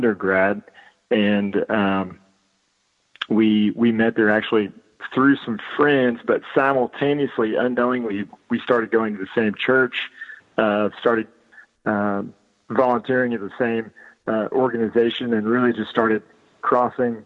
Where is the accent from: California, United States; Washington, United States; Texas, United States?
Texas, United States; Georgetown; moved away as an adult; also born or lived in Galveston, Texas / College Station, Texas; So I was born and raised in Georgetown, right north of Austin, and lived there for 18 years.